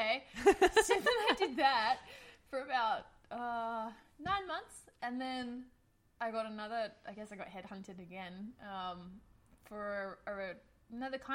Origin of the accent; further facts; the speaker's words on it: Australia; moved away as an adult; there is an accent. I'm an Australian, immigrated here a few years ago